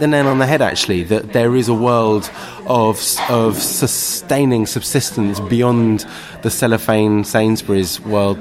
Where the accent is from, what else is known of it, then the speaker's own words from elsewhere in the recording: London, United Kingdom; I grew up in Kentish Town in central London